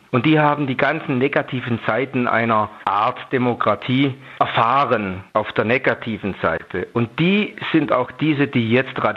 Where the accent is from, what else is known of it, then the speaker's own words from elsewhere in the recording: East Germany, Germany; Also ich komme aus dem Osten, mein Mann kommt aus dem Westen